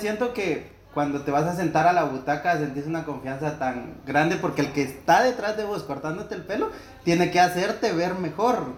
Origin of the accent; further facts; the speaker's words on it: Villa Nueva, Guatemala Department, Guatemala; de donde yo soy, de Bárcenas Villanueva